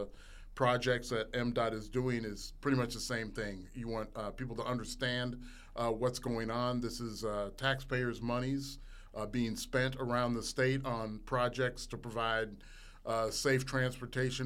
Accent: Minneapolis, Minnesota, United States; moved away as an adult; also born or lived in Mason City, Iowa; now in Mississippi, United States; I'm from Minneapolis, Minnesota originally

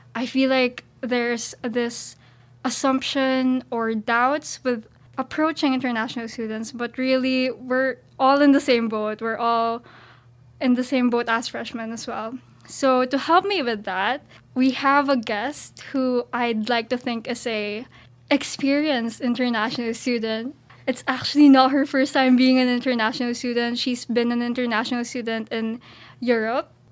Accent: Philippines; moved away as an adult; now in Syracuse, United States; I'm an international student. I'm from the Philippines.

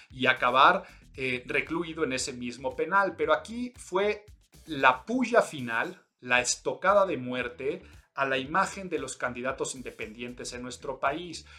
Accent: Mexico; soy mexicano

